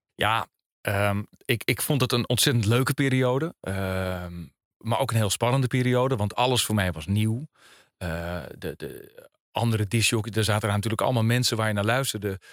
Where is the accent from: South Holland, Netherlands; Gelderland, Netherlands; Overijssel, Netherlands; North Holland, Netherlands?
North Holland, Netherlands; Alkmaar; ik kom uit Alkmaar. Daar ben ik eh, opgegroeid